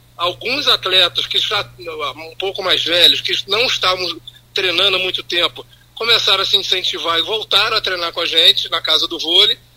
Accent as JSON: {"language": "Portuguese", "town": "Campos dos Goytacazes", "region": "Rio de Janeiro", "country": "Brazil", "said": "nós somos brasileiros, nós somos campistas"}